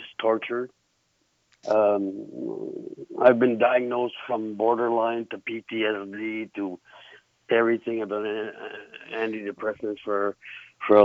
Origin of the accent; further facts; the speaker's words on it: New Brunswick, Canada; moved away; I'm originally from New Brunswick, and I'm bilingual